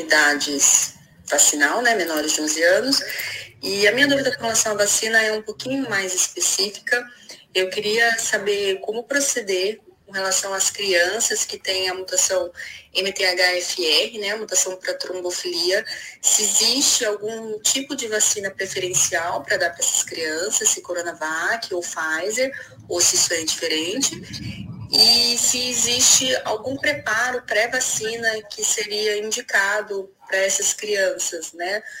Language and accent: Portuguese; Campinas, São Paulo, Brazil; eu sou de Campinas